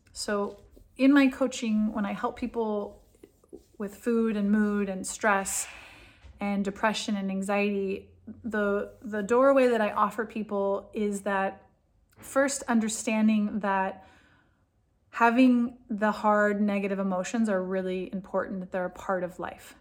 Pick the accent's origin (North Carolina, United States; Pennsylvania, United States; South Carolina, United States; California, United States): California, United States; moved away as an adult; now in Israel; I'm from California. I grew up in a really, really different culture and different mindset.